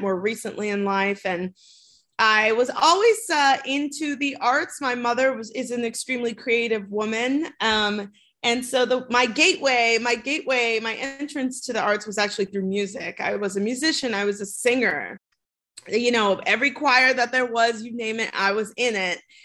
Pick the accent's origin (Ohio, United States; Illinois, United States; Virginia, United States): Illinois, United States; Chicago; I am from Chicago. I grew up in the city